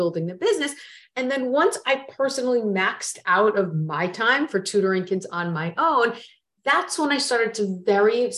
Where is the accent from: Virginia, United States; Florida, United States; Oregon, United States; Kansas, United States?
Florida, United States; moved away; also born or lived in New York City; I grew up in Florida